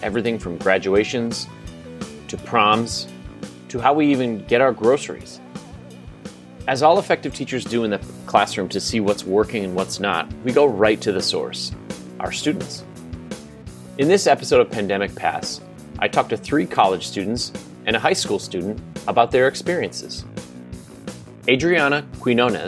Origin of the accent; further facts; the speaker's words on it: Pennsylvania, United States; Gettysburg College in Pennsylvania, my home state.